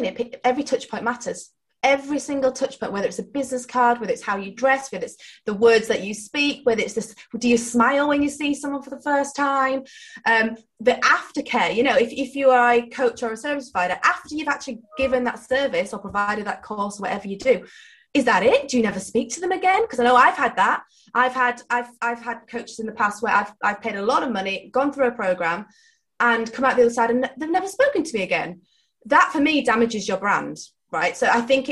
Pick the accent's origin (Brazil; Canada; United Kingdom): United Kingdom; Yorkshire and the Humber; I'm from Yorkshire